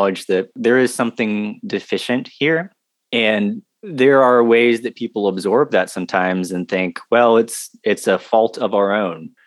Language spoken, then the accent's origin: English; South Carolina, United States; also born or lived in Texas; from South Carolina originally, born and raised here, lived briefly in Texas, but pretty much I'm a South Carolinian